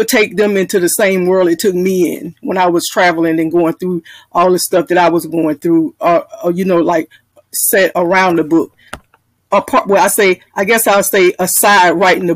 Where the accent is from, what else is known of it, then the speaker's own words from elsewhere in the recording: Jacksonville, Florida, United States; I'm from Jacksonville, Florida